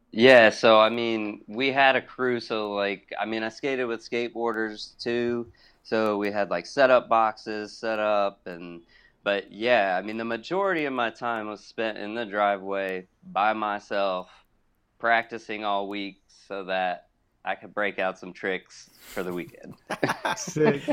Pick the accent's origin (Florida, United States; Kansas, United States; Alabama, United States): Alabama, United States; Hoover; also born or lived in Champaign, Illinois / Pittsburgh, Pennsylvania; now in Atlanta, United States; I grew up in Hoover, Alabama